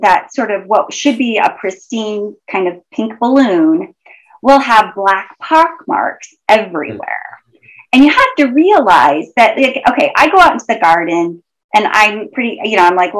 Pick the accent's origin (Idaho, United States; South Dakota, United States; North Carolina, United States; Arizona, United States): Idaho, United States; I grew up in Idaho